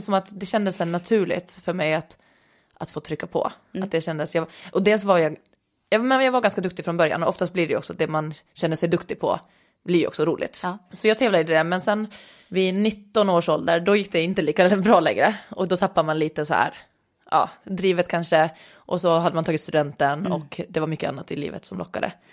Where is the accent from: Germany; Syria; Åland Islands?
Åland Islands; Åland; accent: Åland dialect; now in Lidingö, Sweden; kommer från Åland ursprungligen, som kan höras lite på min dialekt ibland, eh, även efter många år i Sverige